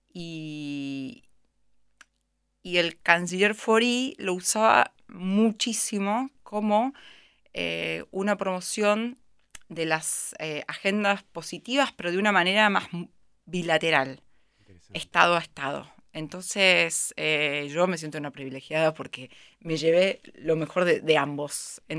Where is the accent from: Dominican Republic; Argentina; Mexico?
Argentina; Creo que a nosotros como argentinos y a mí como profesional de la cooperación internacional también nos pegó muy fuerte